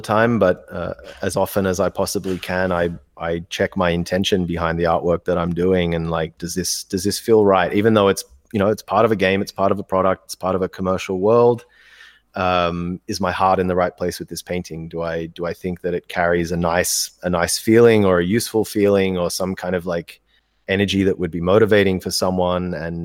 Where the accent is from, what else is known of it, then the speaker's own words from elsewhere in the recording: India; moved away; I grew up in India.